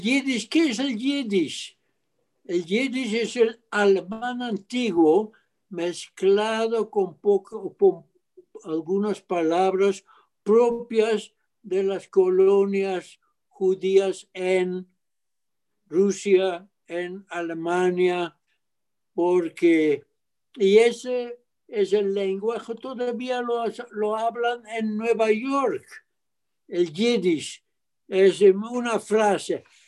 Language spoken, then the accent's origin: Spanish; Arnhem, Gelderland, Netherlands; moved away as an adult; now in Mexico; En la ciudad de Arnhem, A-R-N-H-E-M, en el este de Holanda, los Países Bajos